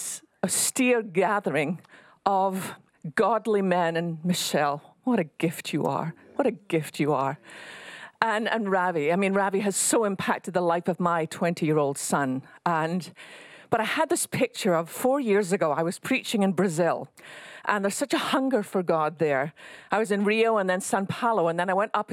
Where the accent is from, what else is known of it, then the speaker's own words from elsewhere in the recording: west coast of Scotland, United Kingdom; now in Texas, United States; I live in Texas, but I didn't start here. I was born on the west coast of Scotland